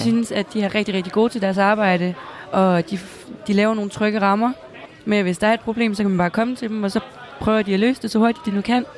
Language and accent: Danish; Næstved, Zealand, Denmark; jeg kommer selv fra Næstved.